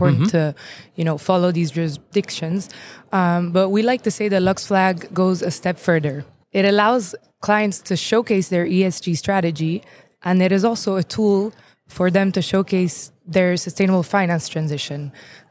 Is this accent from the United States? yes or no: no; Luxembourg; I'm from Luxembourg